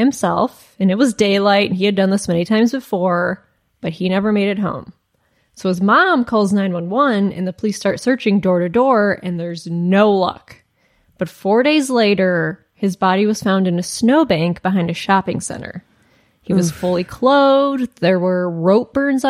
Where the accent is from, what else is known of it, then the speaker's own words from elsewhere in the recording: Michigan, United States; So I'm from Michigan